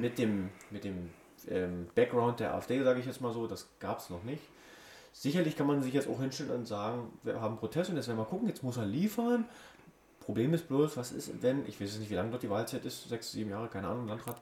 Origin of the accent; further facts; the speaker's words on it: Germany; Wir kommen ja auch aus Deutschland, deswegen sind wir Deutsche.